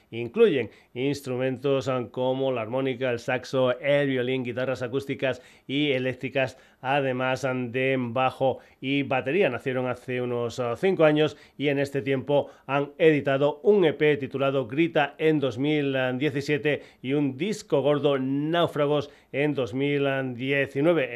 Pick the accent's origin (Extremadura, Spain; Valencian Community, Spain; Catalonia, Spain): Extremadura, Spain; Badajoz; por mi tierra, en Off Cultura, en Badajoz